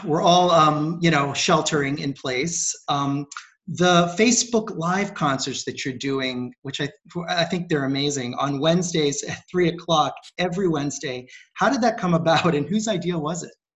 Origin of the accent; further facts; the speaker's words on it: Rio de Janeiro, Brazil; moved away; grew up in in Rio, Rio de Janeiro